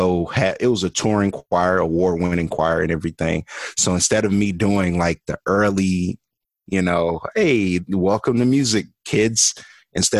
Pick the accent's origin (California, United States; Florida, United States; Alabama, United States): Alabama, United States; Birmingham; I am originally from Birmingham, Alabama, born and raised. I grew up there